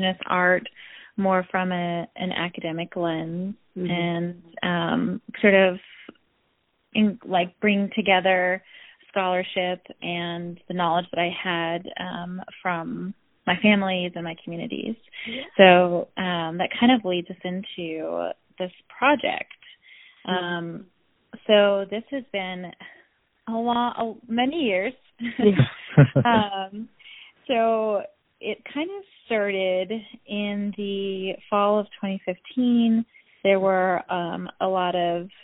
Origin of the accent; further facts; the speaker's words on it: Crow Reservation, southeastern Montana, United States; I grew up on the Crow Reservation in southeastern Montana.